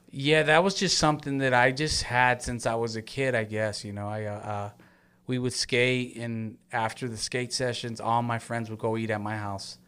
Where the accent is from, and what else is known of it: Long Beach, California, United States; born or raised there